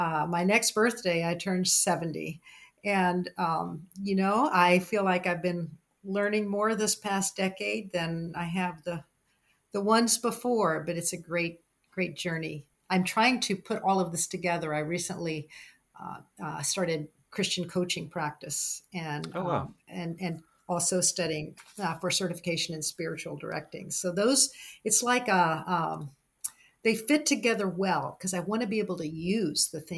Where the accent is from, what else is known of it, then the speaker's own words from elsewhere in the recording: the South, United States; growing up in the South